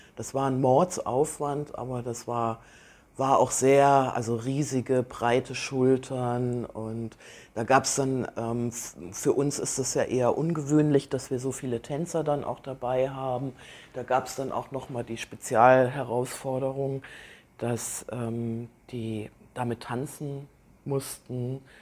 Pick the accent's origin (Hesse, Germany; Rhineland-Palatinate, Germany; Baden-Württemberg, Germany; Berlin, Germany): Hesse, Germany; Kassel; now in Aalen, Germany; ich bin in Kassel geboren